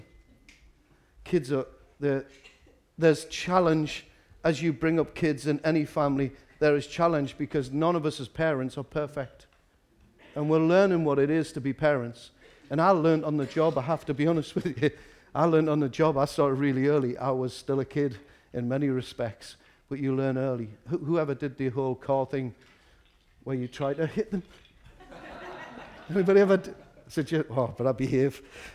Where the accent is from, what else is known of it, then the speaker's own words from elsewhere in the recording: Newcastle upon Tyne, North East England, United Kingdom; I'm from Walker. We start very early in Walker.